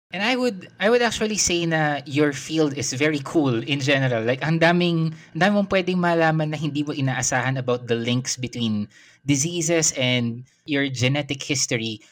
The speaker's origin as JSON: {"language": "Tagalog", "country": "Philippines", "said": "Pilipino ako"}